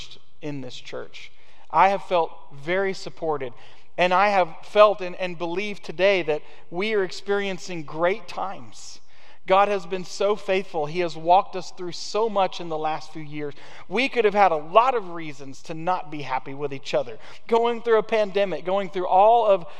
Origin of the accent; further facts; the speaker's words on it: United States; American Christians